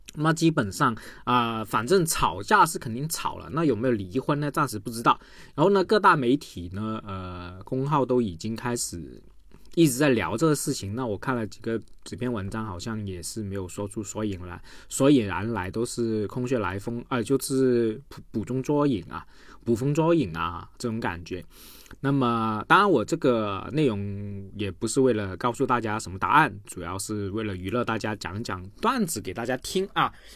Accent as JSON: {"language": "Chinese", "region": "Guangdong", "country": "China", "said": "我广东人读不准啊"}